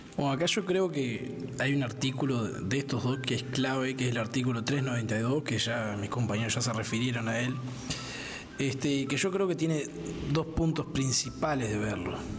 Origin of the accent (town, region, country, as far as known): Uruguay